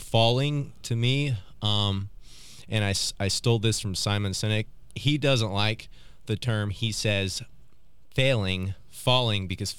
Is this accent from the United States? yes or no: yes; Oklahoma City, Oklahoma, United States; and so in that, I grew up in South OKC again.